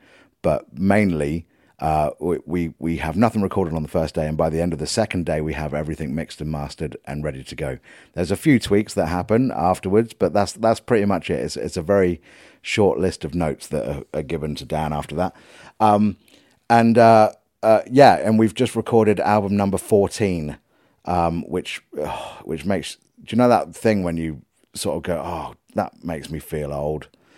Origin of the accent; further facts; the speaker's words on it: Leicester, East Midlands, United Kingdom; born there; I was born in Leicester.